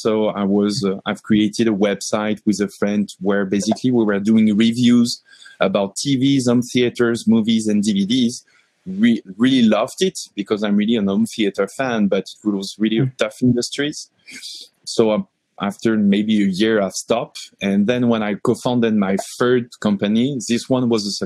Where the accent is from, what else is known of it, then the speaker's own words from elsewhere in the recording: France; moved away as an adult; also born or lived in Paris; now in Montreal, Canada; I'm coming from France. I landed in Montreal 18 months ago